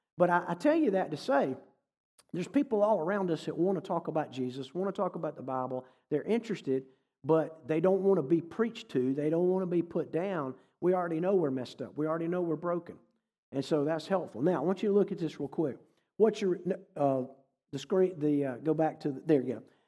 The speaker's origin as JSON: {"language": "English", "region": "North Carolina", "country": "United States", "tie": "born or raised there", "also_born_or_lived": "Massachusetts / New England", "said": "I grew up in North Carolina. I've lived in New England, been a few other places, but, um, when I was growing up in the seventies and eighties"}